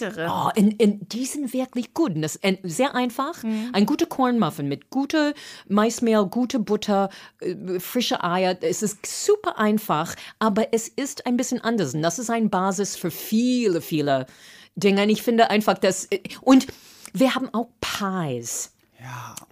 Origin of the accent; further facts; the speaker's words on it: Boston, Massachusetts, United States; German is a second language; moved away as an adult; also born or lived in Cape Cod; now in Berlin, Germany; ich komme aus Boston